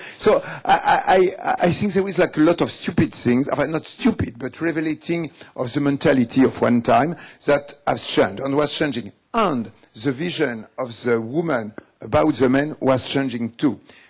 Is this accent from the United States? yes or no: no; Algeria; English is a second language; So what I say, I come also from Algeria and I am like you, you know.